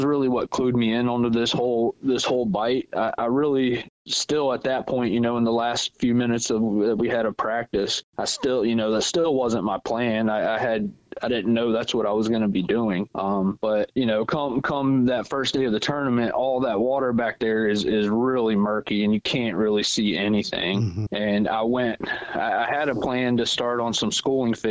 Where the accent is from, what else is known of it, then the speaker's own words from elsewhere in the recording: Virginia, United States; I wasn't born here, but yeah, I've been here since I was like 6 years old. So yeah, I say I'm from Virginia.